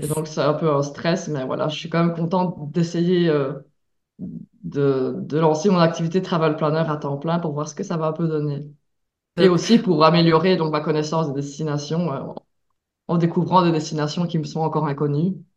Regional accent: Belgium; also born or lived in Mexico; je viens de Belgique

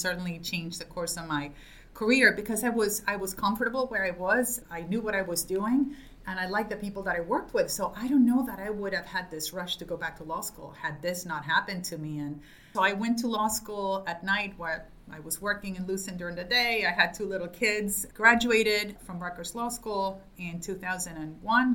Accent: Argentina; moved away as an adult; now in United States; I was born in Argentina to an Italian family, studied law in Argentina

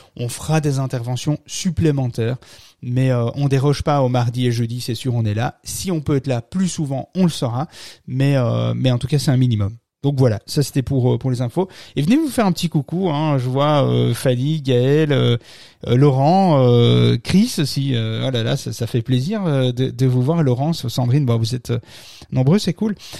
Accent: Belgium; chez nous en Belgique.

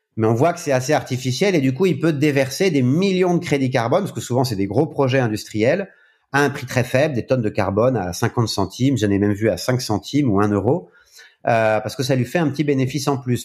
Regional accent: France; en tant que Français

